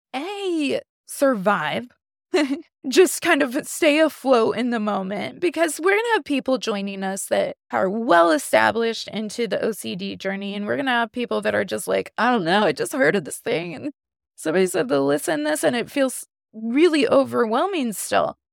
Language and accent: English; Indiana, United States; I'm from Indiana, so I'm a Notre Dame girl